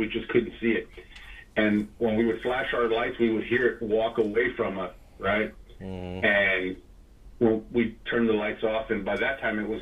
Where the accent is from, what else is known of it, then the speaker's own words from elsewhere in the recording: San Antonio, Texas, United States; we're from San Antonio